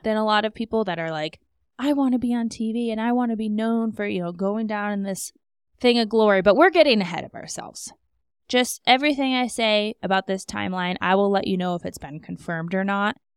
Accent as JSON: {"language": "English", "region": "Alaska", "country": "United States", "moved": "as an adult", "said": "I am from Alaska"}